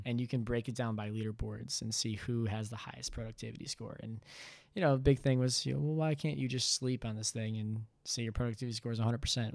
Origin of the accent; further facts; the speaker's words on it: Bloomfield, Michigan, United States; moved away as an adult; also born or lived in Cincinnati, Ohio; originally I'm from Bloomfield, Michigan